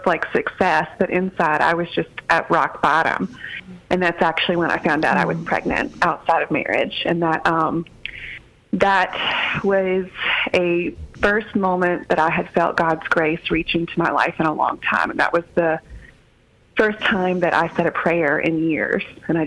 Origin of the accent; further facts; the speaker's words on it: Deep South, United States; also born or lived in Alabama / Louisiana; we grew up in the Deep South, in Deep South Alabama and Deep South Louisiana